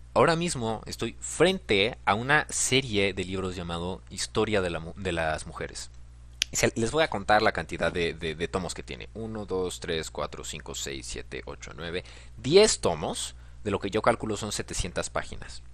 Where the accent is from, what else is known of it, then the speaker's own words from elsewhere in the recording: Mexico; Te lo digo como mexicano, te lo digo como el que está del otro lado del charco